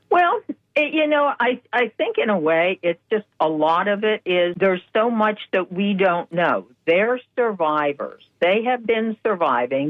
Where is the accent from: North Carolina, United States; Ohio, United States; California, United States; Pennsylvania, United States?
Pennsylvania, United States; now in Florida, United States; I grew up in Pennsylvania